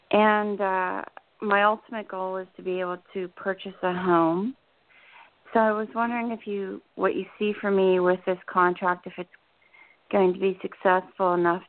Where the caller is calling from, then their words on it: New Jersey, United States; Hi, this is … in New Jersey.